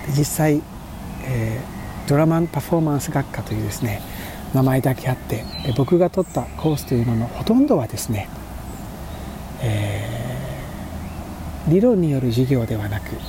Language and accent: Japanese; Kyushu, Japan; 僕が育った九州では